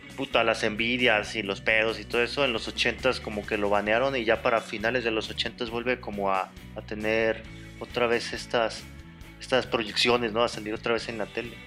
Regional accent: Guadalajara, Jalisco, Mexico; soy de Guadalajara

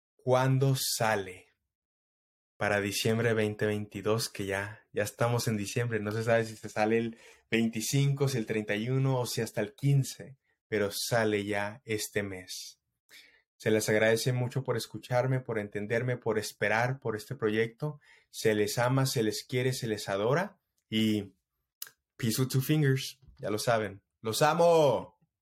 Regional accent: Mexico; soy mexicano hasta la muerte

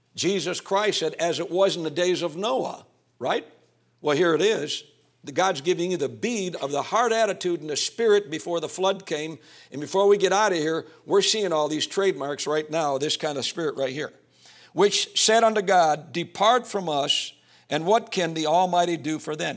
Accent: Calumet City, Illinois, United States; I came from North, uh, Calumet City, right next to Hammond, Indiana

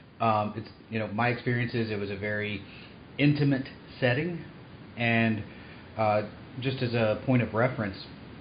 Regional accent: Knoxville, Tennessee, United States; moved away; I'm originally from the Knoxville, Tennessee area, so I went to BSides Knoxville. Now that I'm moving back to the Knoxville area

